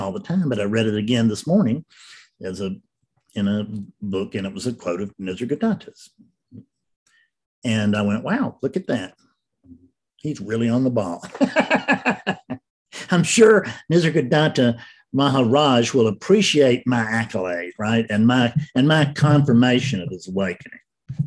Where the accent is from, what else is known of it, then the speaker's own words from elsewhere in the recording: Columbia, South Carolina, United States; I was born in Columbia Hospital in Columbia, South Carolina